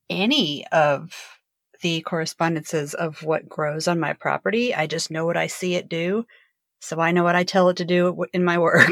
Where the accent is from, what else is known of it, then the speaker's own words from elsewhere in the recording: Virginia, United States; I'm from Virginia.